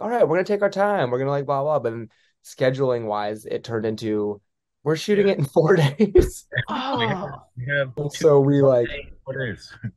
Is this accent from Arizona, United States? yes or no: no; California, United States; I'm from California